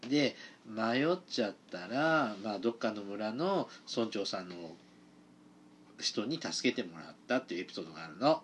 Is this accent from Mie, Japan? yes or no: yes; Mie, Japan; 僕、三重出身なんで